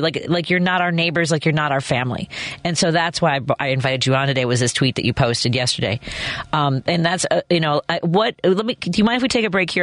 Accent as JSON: {"language": "English", "town": "Chicago", "region": "Illinois", "country": "United States", "tie": "born or raised there", "said": "I live in Jefferson Park. I live, I grew up in Norwood"}